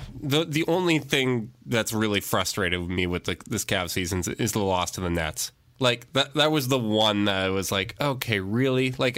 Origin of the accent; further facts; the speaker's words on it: Canada; I'm Canadian